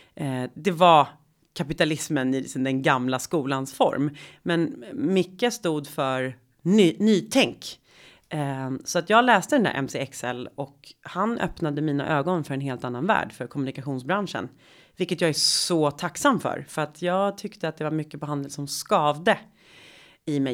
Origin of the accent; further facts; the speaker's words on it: Sweden; jag växte upp i medelklassförort i Sverige på 80-talet.